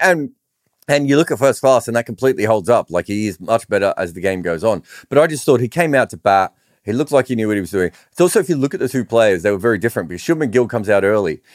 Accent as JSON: {"language": "English", "country": "Australia", "tie": "born or raised there", "said": "I grew up in Australian cricket when they were really good"}